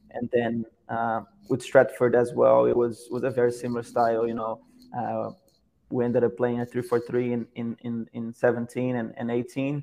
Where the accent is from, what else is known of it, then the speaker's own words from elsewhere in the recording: Petrópolis, Rio de Janeiro, Brazil; moved away as an adult; now in United States; I'm from from Petropolis, Brazil, a city that is uh, 40 minutes away from from Rio de Janeiro, uh, which is probably the place everyone knows knows more. Uh, but yeah, I grew up there